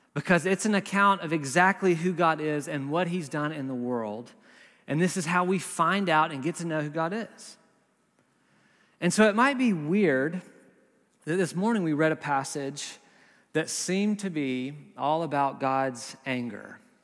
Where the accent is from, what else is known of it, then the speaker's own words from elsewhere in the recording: the South, United States; also born or lived in Berkeley, California; now in Nashville, United States; We're from the South originally.